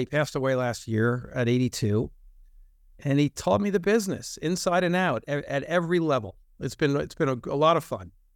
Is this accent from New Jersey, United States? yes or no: yes; New Jersey, United States; moved away as an adult; also born or lived in Philadelphia; I was raised in North Jersey